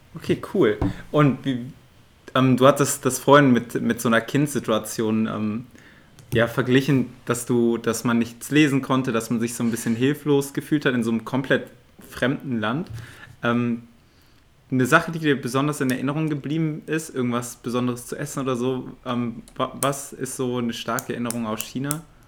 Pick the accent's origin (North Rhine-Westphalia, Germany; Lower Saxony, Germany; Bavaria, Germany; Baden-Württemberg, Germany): North Rhine-Westphalia, Germany; Aachen; moved away as an adult; now in Zurich, Switzerland; ich bin in Aachen aufgewachsen und jetzt bin ich in Zürich